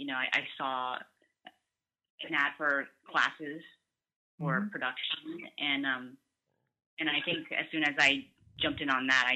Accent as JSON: {"language": "English", "country": "United States", "said": "growing up, and being transparent, being Asian American, there was a point where there were less opportunities in front of the camera"}